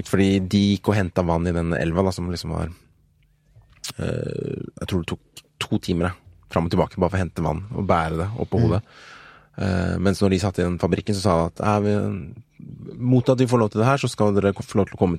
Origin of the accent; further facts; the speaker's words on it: Nigeria; Nei, det var Nigeria, faktisk. Ja. der jeg kommer fra.